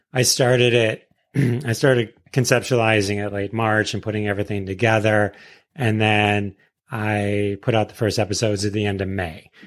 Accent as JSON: {"language": "English", "area": "suburb of Detroit", "region": "Michigan", "country": "United States", "said": "suburb of Detroit"}